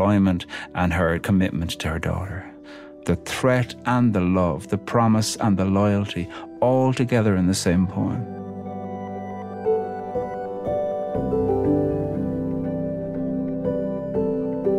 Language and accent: English; Ireland; I'm Irish